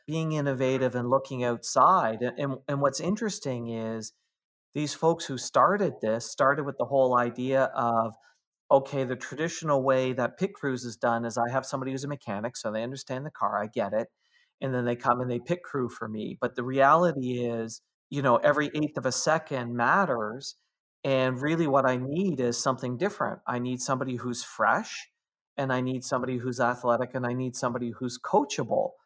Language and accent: English; Canada; I'm Canadian